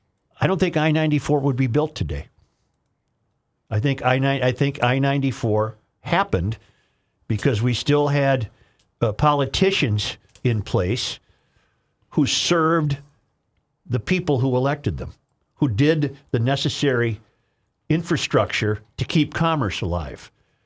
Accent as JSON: {"language": "English", "country": "United States", "tie": "born or raised there", "said": "I grew up in the Twin Ports, and both Duluth and Superior are strongly Democrat"}